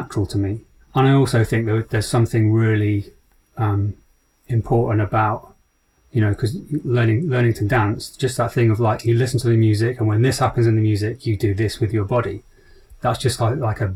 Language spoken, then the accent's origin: English; Rugeley, West Midlands, United Kingdom; moved away; also born or lived in Leeds / London; I grew up in the Midlands near Birmingham, a little town called Rugeley